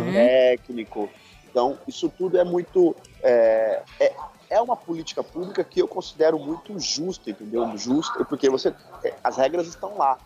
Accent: São Paulo, Brazil; sou de São Paulo

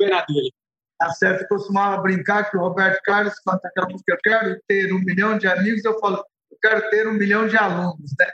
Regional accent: Beirut, Beirut Governorate, Lebanon; born there; Portuguese is a second language; Você sabe que eu nasci no Líbano, né, em Beirute, para ser mais exato, e eu comentava que a diferença da situação que a gente vive hoje, a situação que eu vivi no, no, em Beirute, é, é tem um paralelo.

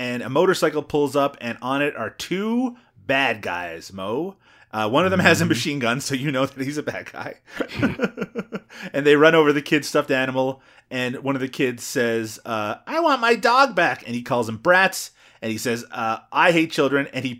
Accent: Newfoundland and Labrador, Canada; accent: Newfoundland English; Actually, my mother tongue is from Newfoundland English, so it's a little bit different than that.

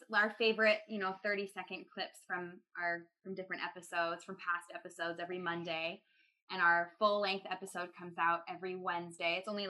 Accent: Salt Lake City, Utah, United States; moved away as an adult; now in New York City, United States; I'm from Salt Lake.

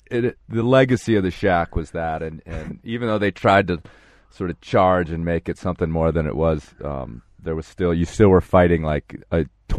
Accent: suburbs of Chicago, Illinois, United States; I was in the suburbs of Chicago.

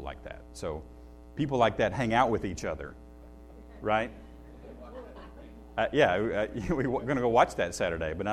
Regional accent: Shelbyville, Tennessee, United States; I grew up in Shelbyville, Tennessee

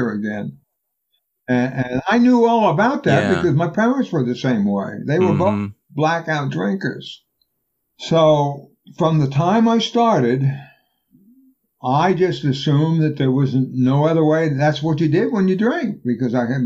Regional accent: New Orleans, Louisiana, United States; also born or lived in Brownsville, Texas; When we moved to New Orleans from Brownsville

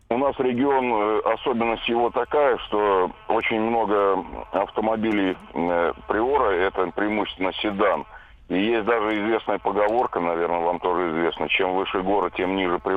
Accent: Volga region, Russia; сам я родом с Поволжья, ездил туда к родственникам

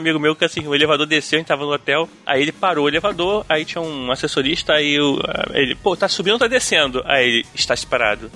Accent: Brazil; sou do Brasil

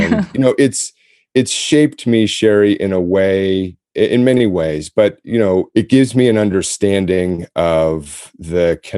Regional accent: United States; But I do think it was really more growing up in America, often in suburbs.

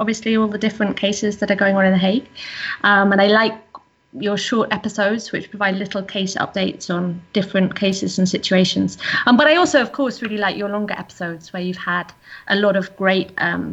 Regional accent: England, United Kingdom; now in Netherlands; I'm English.

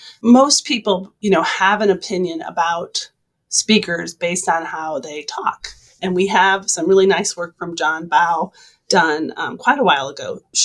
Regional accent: Midwest, United States; accent: Midwestern; now in Louisiana, United States; my Midwestern dialect

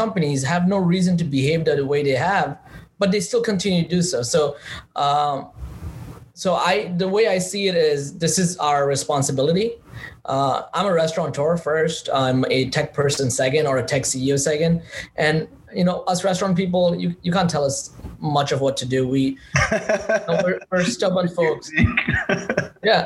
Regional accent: New York City, New York, United States; I'm from Queens

